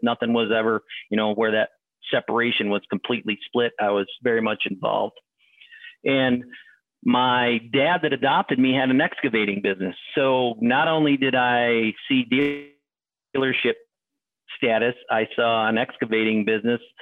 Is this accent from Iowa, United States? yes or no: no; Adirondack area, northern New York, United States; upstate for me would be northern New York. So the Adirondack area